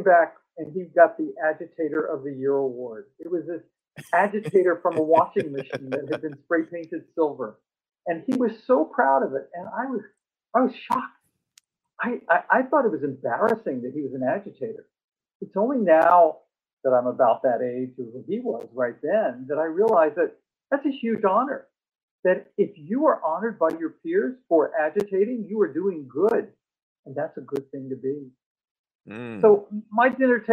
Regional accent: Richmond, Virginia, United States; also born or lived in outside New York City; now in New York, United States; I am from Richmond, Virginia

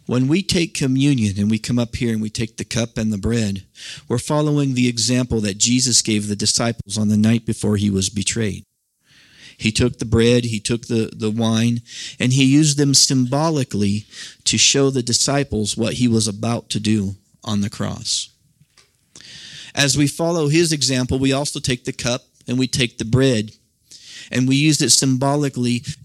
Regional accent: Nebraska, United States; I grew up in the Midwest, as most of you know, out in Nebraska

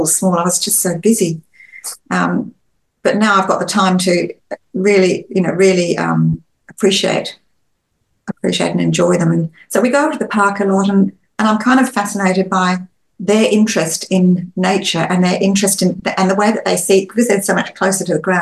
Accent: Australia; being Australian family

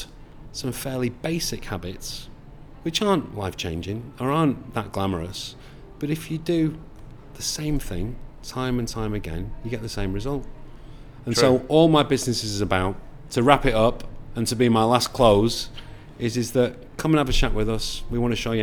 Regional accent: Manchester, North West England, United Kingdom; I'm from Manchester

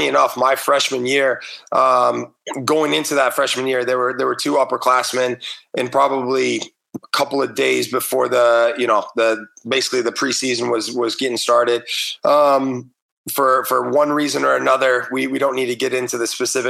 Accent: Chicago, Illinois, United States; moved away as an adult; also born or lived in South Carolina / England; now in Atlanta, United States; being a Chicago guy

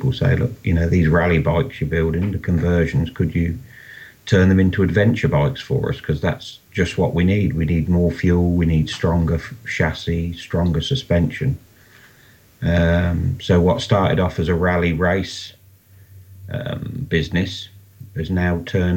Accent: Rushden, East Midlands, United Kingdom; I'm from Rushden in the UK here.

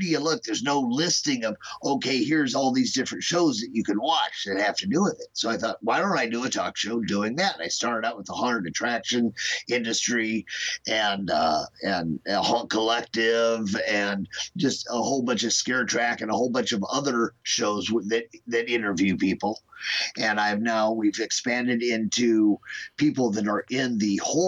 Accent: Omaha, Nebraska, United States; also born or lived in Kansas City; I'm not from Chicago. I'm from Omaha

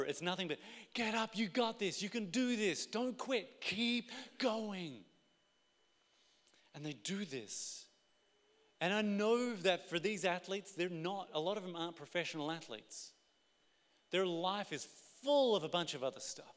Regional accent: Australia; we're Australian

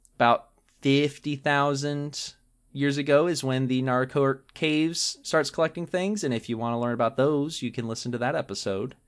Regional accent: Georgia, United States; moved away; when I was growing up in Georgia

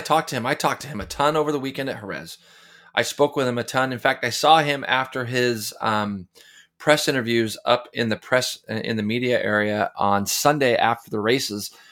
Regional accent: United States; being an American

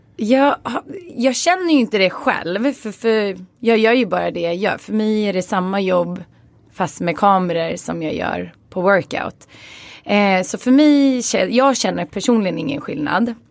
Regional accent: Stockholm, Stockholm County, Sweden; Jag är uppvuxen i Skarpnäck och det är en förort i Stockholm

